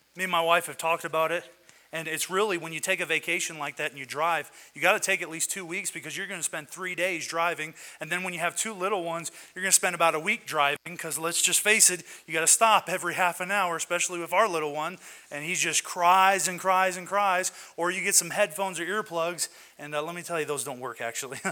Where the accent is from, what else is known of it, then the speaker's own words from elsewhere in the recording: West Virginia, United States; also born or lived in Michigan; now in Colorado, United States; I am from West Virginia. That's my blood, is West Virginia.